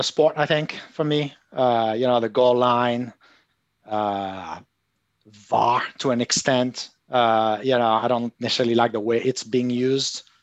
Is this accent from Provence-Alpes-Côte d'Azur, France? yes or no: yes; Marseille, Provence-Alpes-Côte d'Azur, France; I'm from Marseille